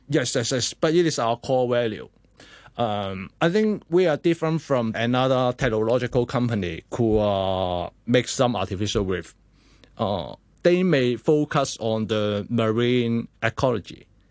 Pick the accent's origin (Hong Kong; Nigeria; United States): Hong Kong; as a Hong Kongers